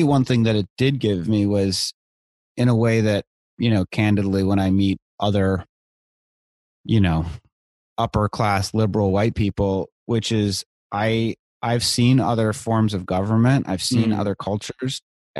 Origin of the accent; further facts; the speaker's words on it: Virginia, United States; also born or lived in India / Israel / El Salvador; So I grew up overseas in India, Israel, and El Salvador. Wow. I came back to the States for eighth grade in Northern Virginia, outside DC. So I say that I'm from the DC area.